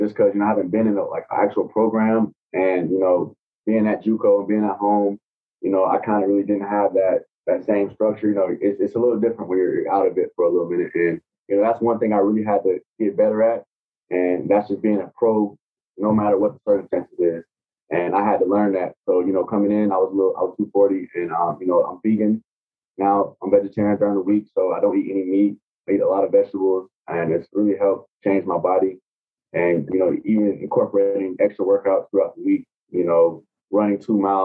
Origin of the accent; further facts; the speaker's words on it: Atlanta, Georgia, United States; now in Tampa, United States; I'm from Atlanta